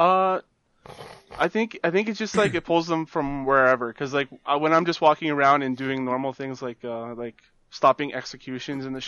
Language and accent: English; Canada; as a Canadian, non-American